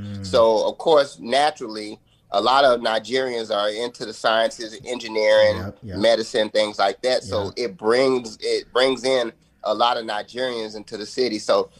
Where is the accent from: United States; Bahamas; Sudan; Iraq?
United States; Huntsville, Alabama; moved away as an adult; now in Nashville, United States; I grew up in Huntsville, Alabama.